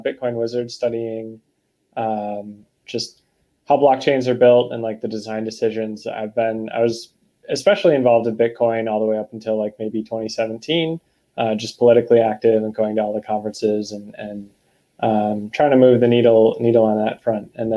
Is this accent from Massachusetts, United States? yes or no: yes; Boston, Massachusetts, United States; I'm from Boston